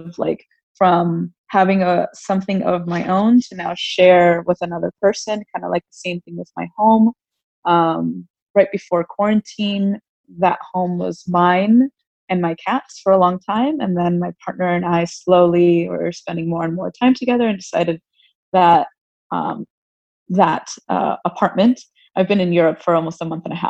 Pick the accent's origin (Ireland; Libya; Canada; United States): United States; South Florida; also born or lived in New York / Texas / Gainesville, Florida; we grew up in South Florida for the majority of our lives